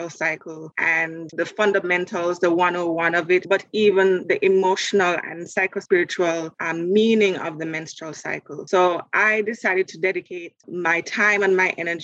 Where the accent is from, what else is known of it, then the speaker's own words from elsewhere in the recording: Jamaica; now in Canada; I'm Jamaican and my dad is Vincentian. So I grew up very close to nature, going to the beach, getting natural sunshine, going to the country on the weekends to visit with my grandmother